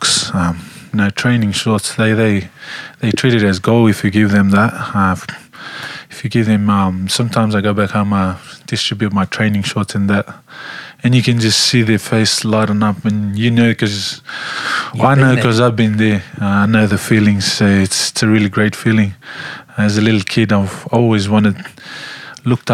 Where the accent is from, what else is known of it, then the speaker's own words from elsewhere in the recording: Nausori, Central Division, Fiji; I was born in my little hometown. It's called Nosori. I was born in Nosori Maternity Hospital, 1995. I grew up back in the village